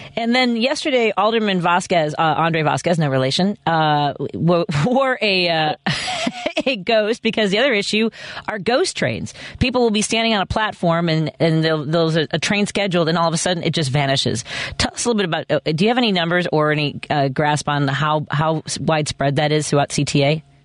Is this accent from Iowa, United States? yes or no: no; Chicago, Illinois, United States; where I grew up in Norwood Park